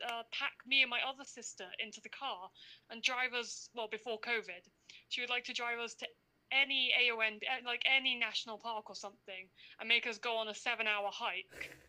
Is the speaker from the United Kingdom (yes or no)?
yes; London, United Kingdom; I'm from London.